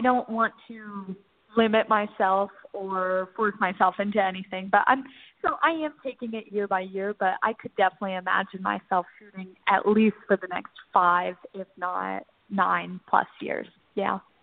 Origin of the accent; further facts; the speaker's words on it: Northern Virginia, United States; where I grew up in Northern Virginia.